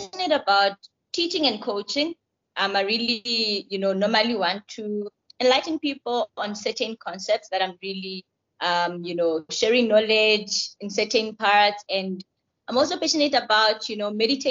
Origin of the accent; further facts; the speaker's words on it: Carltonville, Gauteng, South Africa; also born or lived in Virginia, Free State; I'm from Carltonville, and I grew up there. It's a small mining town in the West Rand.